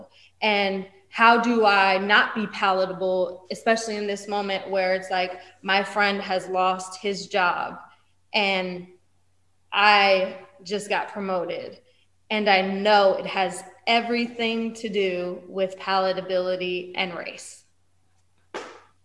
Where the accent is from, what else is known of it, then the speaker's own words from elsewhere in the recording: East Coast, United States; I'm from the East Coast